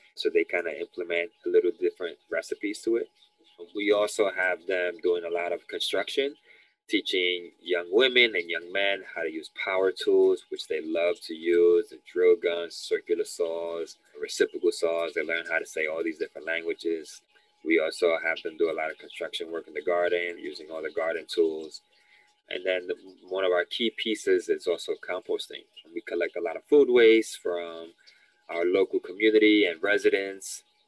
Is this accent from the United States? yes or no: yes; New York City, New York, United States; I'm uh, born and raised in the Lower East Side of New York City my parents are Dominicans